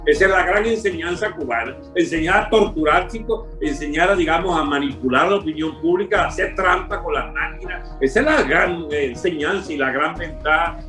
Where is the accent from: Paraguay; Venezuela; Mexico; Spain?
Venezuela